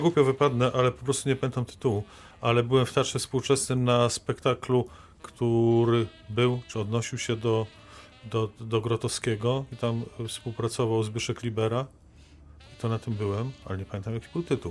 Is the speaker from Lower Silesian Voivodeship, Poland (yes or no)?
yes; Wrocław, Lower Silesian Voivodeship, Poland; jestem z Wrocławia